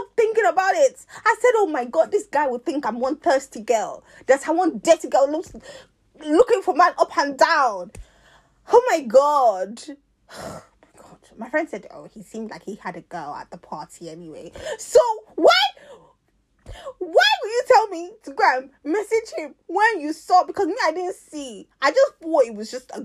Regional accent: London, United Kingdom; I'm from South London

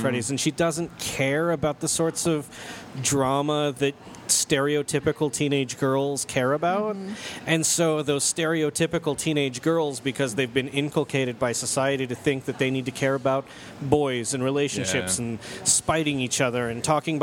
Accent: Utah, United States; I was growing up in Utah County.

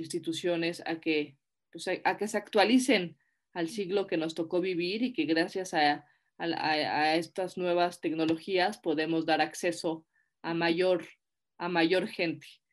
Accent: Mexico; somos mexicanos

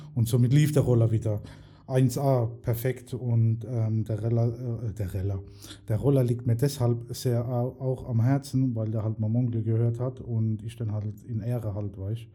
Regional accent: Mannheim, Baden-Württemberg, Germany; bin gebürtiger Schönauer und deswegen 307

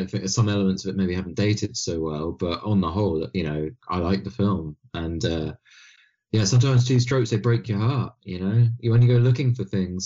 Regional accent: United Kingdom; being a British man

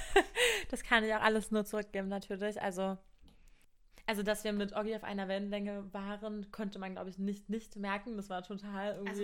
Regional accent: Cottbus, Brandenburg, Germany; ich bin 20 Jahre alt und komme aus Cottbus.

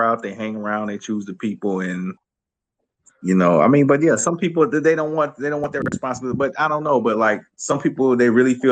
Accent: South Carolina, United States; moved away as an adult; I grew up in South Carolina

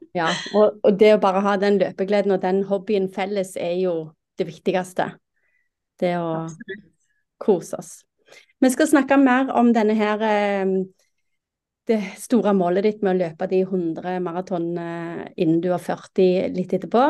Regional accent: Rogaland, Norway; jeg er fra Rogaland

